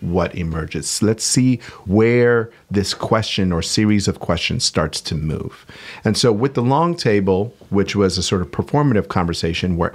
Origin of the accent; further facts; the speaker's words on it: New York City, New York, United States; I'm from Queens